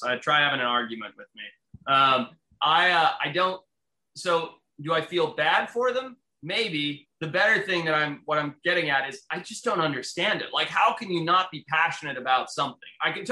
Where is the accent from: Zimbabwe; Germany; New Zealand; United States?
Zimbabwe; moved away; where I grew up in Zimbabwe, how my family had to leave the country, how we came here